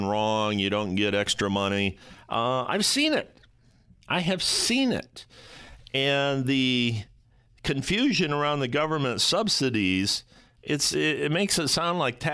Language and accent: English; Toledo, Ohio, United States; My hometown of Toledo, Ohio